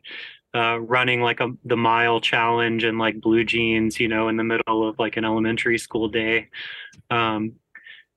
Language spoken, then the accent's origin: English; Georgia, United States; growing up in Georgia